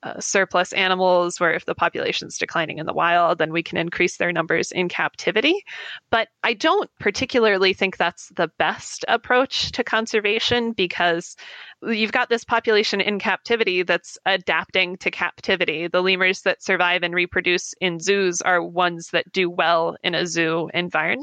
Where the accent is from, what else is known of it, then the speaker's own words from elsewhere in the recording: United States; I as an American